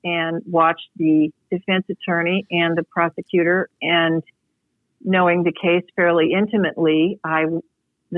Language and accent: English; Galesburg, Illinois, United States; now in Oakland, United States; I'm from a town in Illinois, Galesburg, Illinois, out in the middle of the cornfield